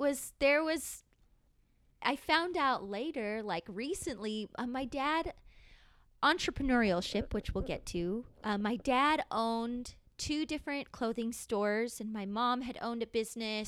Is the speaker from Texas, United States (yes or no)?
no; San Diego, California, United States; I grew up here in San Diego